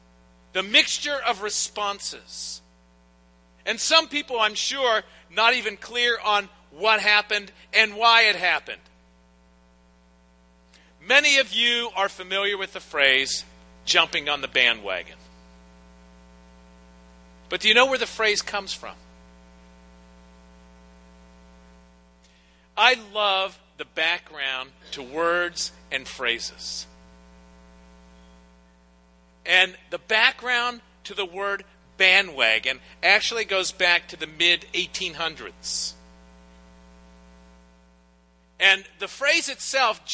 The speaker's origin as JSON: {"language": "English", "town": "Pittsburgh", "region": "Pennsylvania", "country": "United States", "tie": "born or raised there", "moved": "as an adult", "lives_now": "Hilton Head Island, United States", "said": "I grew up in Pittsburgh"}